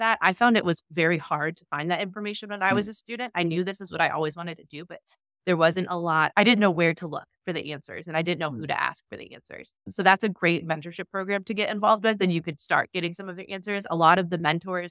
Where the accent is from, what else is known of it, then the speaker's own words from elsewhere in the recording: Cleveland, Ohio, United States; now in Cincinnati, United States; I'm from Cleveland